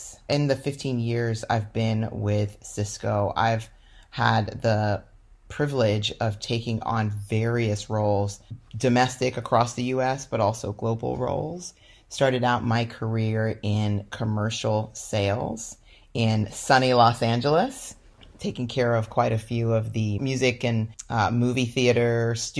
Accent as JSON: {"language": "English", "country": "Nigeria", "also_born_or_lived": "London, United Kingdom", "lives_now": "United States", "said": "You know, I'm Nigerian by birth and grew up as a Nigerian immigrant in Western countries. So one in London, England, where I was born, and then moved to the United States."}